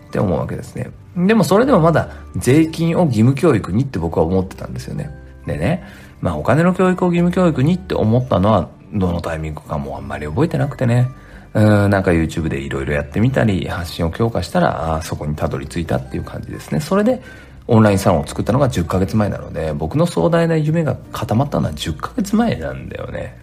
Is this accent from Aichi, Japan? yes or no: yes; Nagoya, Aichi, Japan; moved away as an adult; also born or lived in Tokyo; 僕は名古屋出身